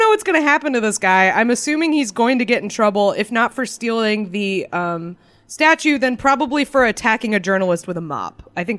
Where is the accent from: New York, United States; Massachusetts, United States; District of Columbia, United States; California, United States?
Massachusetts, United States; Boston; I grew up in the Boston area